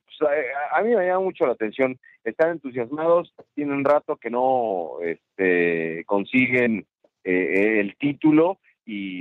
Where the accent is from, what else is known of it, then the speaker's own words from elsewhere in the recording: Mexico; mi país, en nuestro país